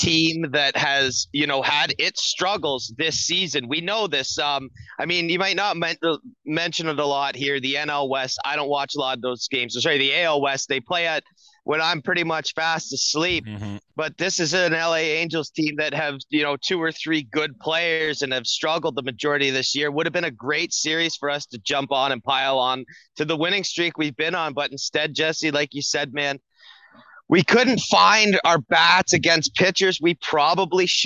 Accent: Canada; I'm a Canadian

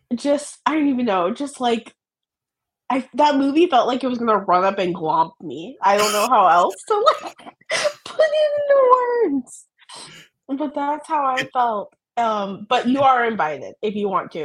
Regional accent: Maryland, United States; moved away; I'm from Maryland originally

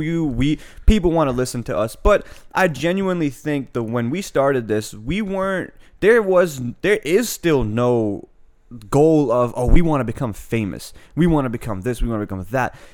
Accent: Annapolis, Maryland, United States; also born or lived in Pakistan / England / France / Saudi Arabia; I grew up in Annapolis

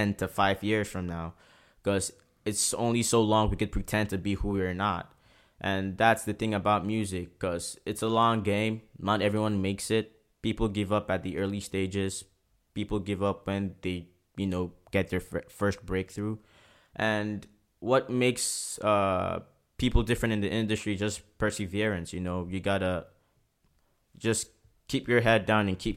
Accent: Port Harcourt, Rivers State, Nigeria; now in Prince Edward Island, Canada; growing up in Port Harcourt was very, very tough.

